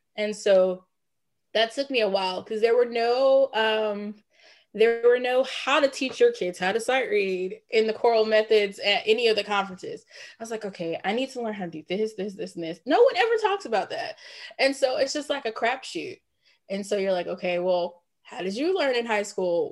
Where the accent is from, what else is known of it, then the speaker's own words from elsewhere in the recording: Jonesboro, Georgia, United States; also born or lived in Atlanta, Georgia / Nashville, Tennessee; grew up in Clayton County, graduate of Clayton County. So shout out to Clayton County, Jonesboro.